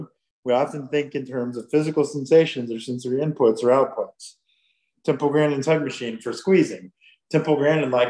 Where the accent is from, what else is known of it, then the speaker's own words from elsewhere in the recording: Huntington, Indiana, United States; now in Fishers, United States; I grew up in Huntington, Indiana, which is up north by Fort Wayne, Indiana